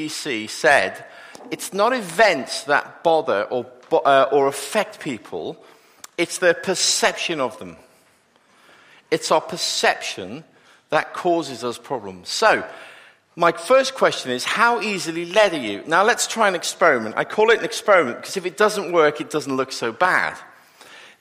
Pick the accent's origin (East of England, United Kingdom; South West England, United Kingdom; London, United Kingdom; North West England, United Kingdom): North West England, United Kingdom; Liverpool; I am actually from Liverpool